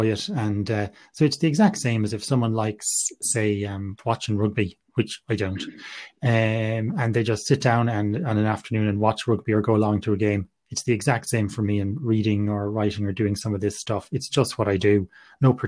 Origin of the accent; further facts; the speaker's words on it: Galway, Connacht, Ireland; I'm from Galway and I grew up in Galway, studied medicine in NUI Galway